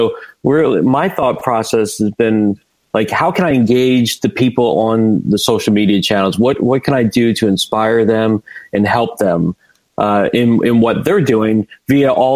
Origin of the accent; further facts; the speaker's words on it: United States; I'm from right outside D.C., okay. Washington D.C.